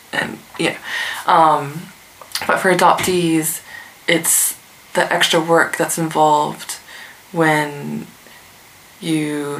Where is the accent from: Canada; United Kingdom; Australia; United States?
Australia; Adelaide, South Australia; Do I just say cheekily, oh, I'm from Adelaide, knowing that they're expecting that you're going to name some Asian country, and or, you know, my family is from China, and so it's always China or Japan.